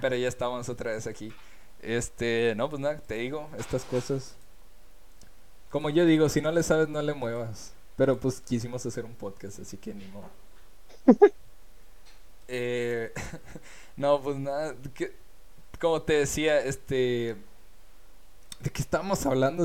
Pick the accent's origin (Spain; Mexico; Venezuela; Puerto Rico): Mexico; born or raised there